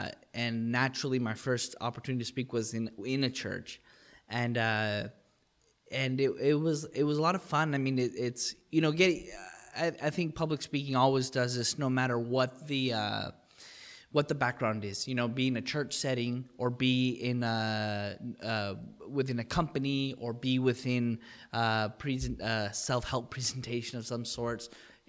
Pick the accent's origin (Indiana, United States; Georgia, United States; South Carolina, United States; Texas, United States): Texas, United States; El Paso; Well, I mean, I'm born and bred in El Paso, Texas. My dad's American. My mom's Mexican. I grew up on the border.